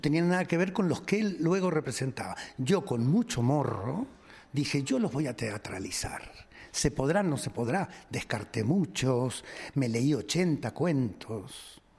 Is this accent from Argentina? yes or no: yes; Argentina; moved away; en Argentina, en mi país. Yo hacía 10 años que no iba.